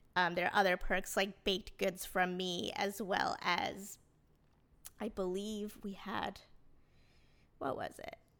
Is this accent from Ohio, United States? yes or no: no; New Jersey, United States; I grew up in New Jersey